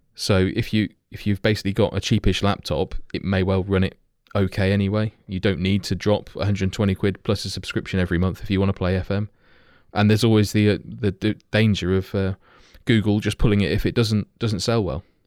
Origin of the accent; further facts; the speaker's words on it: Kettering, East Midlands, United Kingdom; being fairly local myself, having been born there, like, my accent belies how I should say it